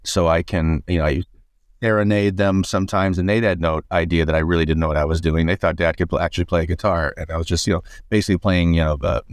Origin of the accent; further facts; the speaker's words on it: Indiana, United States; I grew up in Indiana